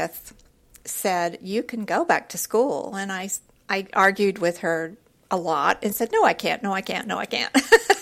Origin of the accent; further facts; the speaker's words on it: Houston, Texas, United States; I grew up in Houston